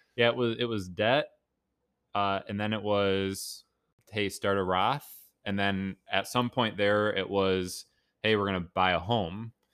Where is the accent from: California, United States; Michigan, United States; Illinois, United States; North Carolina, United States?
Michigan, United States; Grosse Pointe; now in Plymouth, United States; I grew up in Grosse Pointe